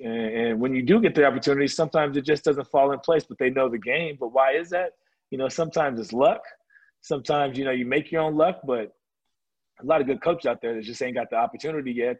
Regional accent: California, United States; I grew up in California

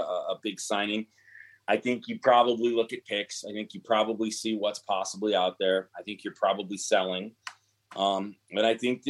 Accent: Detroit, Michigan, United States; I grew up in Detroit with, you know, not a lot of money

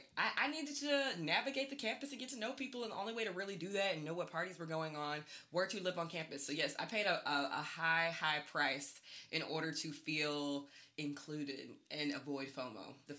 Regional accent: Athens, Georgia, United States; I'm from Athens, Georgia, and I went to the University of Georgia.

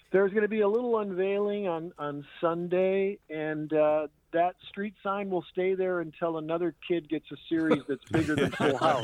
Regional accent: St. Clair Shores, Michigan, United States; also born or lived in Chesterfield Township, Michigan; I grew up on that street. My dad is 90 years old, still lives there in the house that I was born

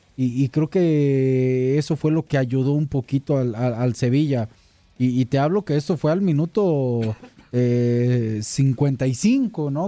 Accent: Mexico; a mí como mexicano

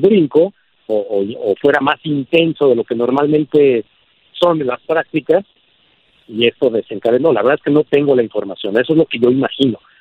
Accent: Mexico; nada nos haría más felices como mexicanos

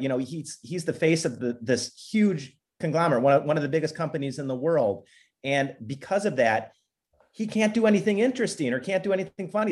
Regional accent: Minnesota, United States; moved away; I grew up in Minnesota

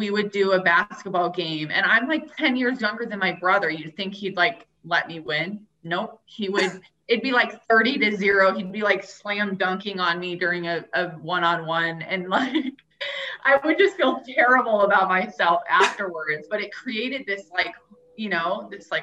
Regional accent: Tucson, Arizona, United States; I grew up in Tucson

